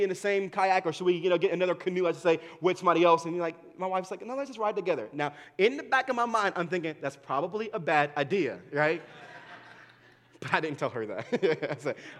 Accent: Dayton, Ohio, United States; where I was born and raised at in Dayton, Ohio

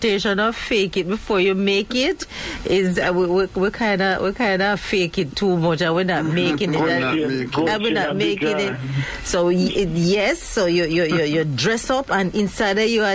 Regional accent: Jamaica; as we Jamaican call it

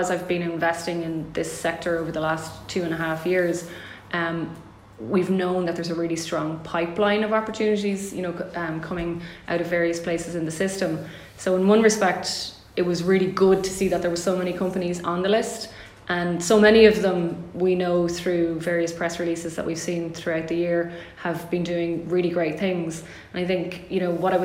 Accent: Galway, Connacht, Ireland; my hometown in Galway

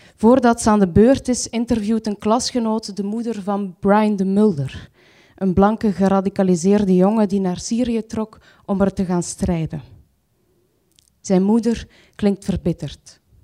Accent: Antwerp, Flanders, Belgium; ik ga naar de wijk waar ik geboren ben. Dat is een sociale woonwijk, Luchtbal, naast eh, Antwerpen

